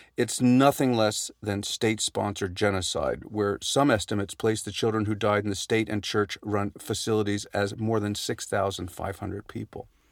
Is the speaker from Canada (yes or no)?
yes; Canada; our Indigenous people